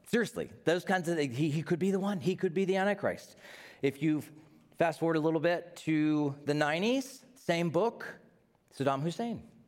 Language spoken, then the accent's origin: English; Knoxville, Tennessee, United States; I'm from Knoxville, Tennessee